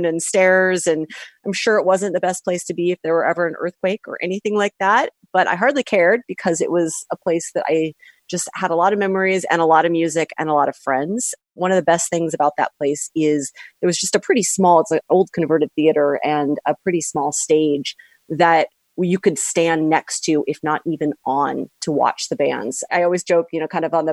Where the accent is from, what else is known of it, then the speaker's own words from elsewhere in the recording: Seattle, Washington, United States; now in Los Angeles, United States; I currently live in Los Angeles, but I grew up in North Seattle.